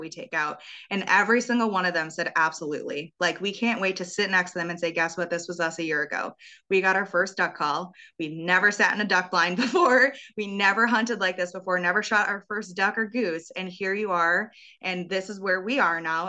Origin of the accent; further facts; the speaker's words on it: Wisconsin, United States; growing up in Wisconsin